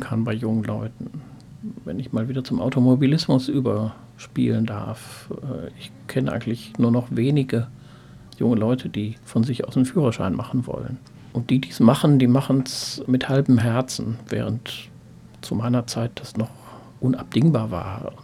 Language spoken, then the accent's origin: German; Ruhr area, North Rhine-Westphalia, Germany; ich komme eigentlich aus dem Ruhrgebiet